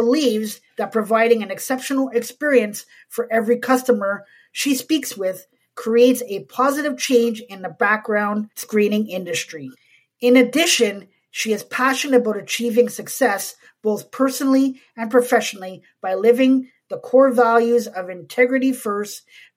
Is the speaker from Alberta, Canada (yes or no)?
no; Montreal, Quebec, Canada; moved away; I'm originally from Montreal